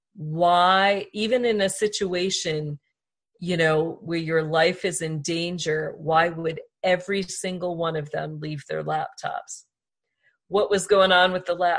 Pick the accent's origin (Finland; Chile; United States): United States; we allowed them as American people